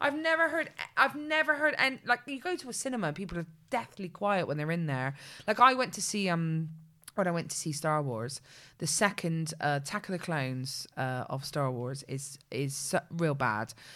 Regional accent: Bristol, South West England, United Kingdom; the two of us are not only from Bedmin-, uh, are not only from Bristol, but we're from Bedminster

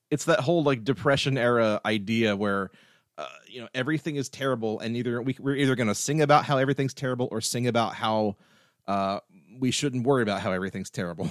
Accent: Wilkesboro, North Carolina, United States; my hometown, Wilkesboro

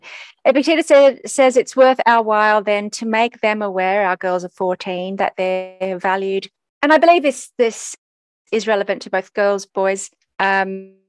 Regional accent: Australia; I was a Greek kid growing up in Australia

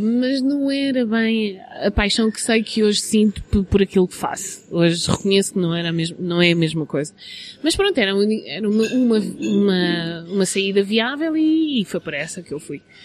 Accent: Portugal; now in London, United Kingdom; nós somos de Portugal, somos latinos

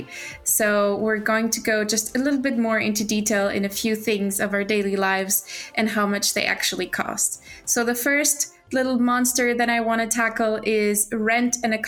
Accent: Portugal; now in Sweden; I am from Portugal

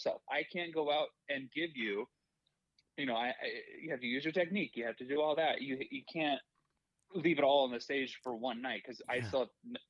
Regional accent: Fort Wayne, Indiana, United States; moved away; my hometown of Fort Wayne, Indiana.

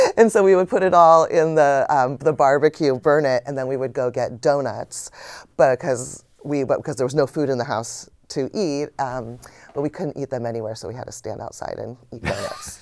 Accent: United States; being an American

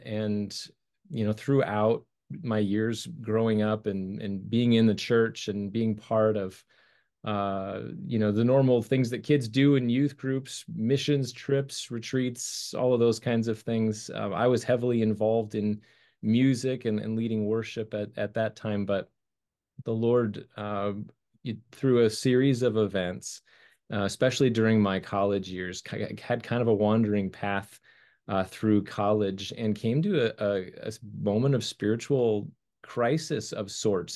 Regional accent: Colorado, United States; grew up in the snow and, uh, lived my, my whole life there

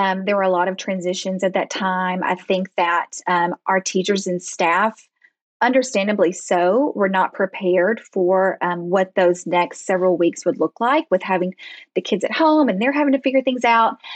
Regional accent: Arkansas, United States; also born or lived in Dallas, Texas / Fayetteville, Arkansas; We are from Arkansas. I was born and raised here

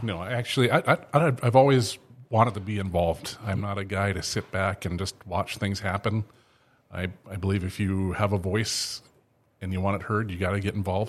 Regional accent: Thief River Falls, Minnesota, United States; I'm, I'm from Thief River

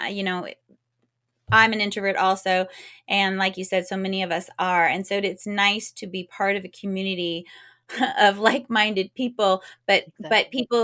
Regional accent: California, United States; I grew up and born and raised in California

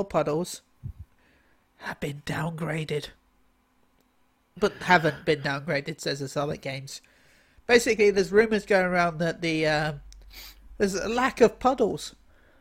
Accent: United Kingdom; I'm British

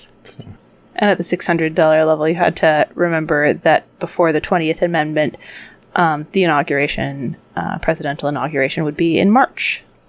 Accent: Worcester, Massachusetts, United States; I had my hometown in here at the $1,000 level

